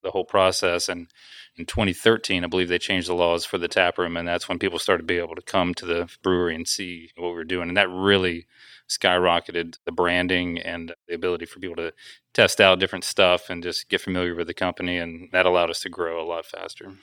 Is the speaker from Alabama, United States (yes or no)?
yes; Huntsville, Alabama, United States; I'm from Alabama